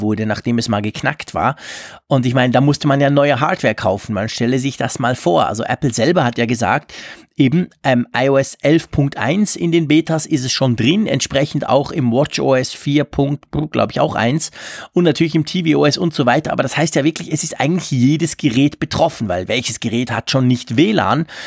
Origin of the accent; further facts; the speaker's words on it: Switzerland; bei uns in der Schweiz